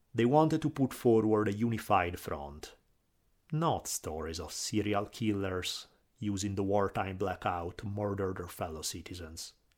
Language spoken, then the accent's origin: English; Italy; accent: Italian; my Italian accent